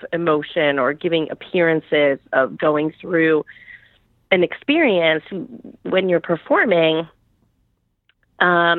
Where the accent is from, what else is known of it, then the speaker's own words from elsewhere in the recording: Chicago suburbs, Illinois, United States; now in New York, United States; I grew up in the Chicago suburbs